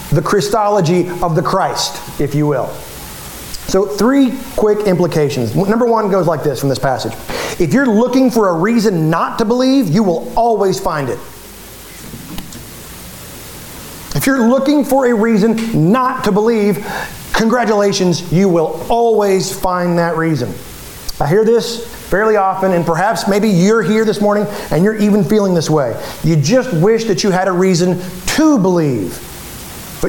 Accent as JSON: {"language": "English", "country": "United States", "said": "we're American"}